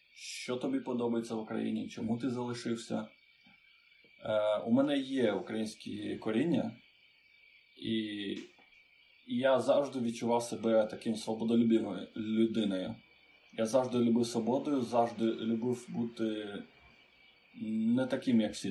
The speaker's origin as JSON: {"language": "Ukrainian", "town": "Chișinău", "country": "Moldova", "tie": "born or raised there", "second_language": "Ukrainian", "moved": "as an adult", "lives_now": "Ukraine", "said": "Народився в Молдові Кишиневі"}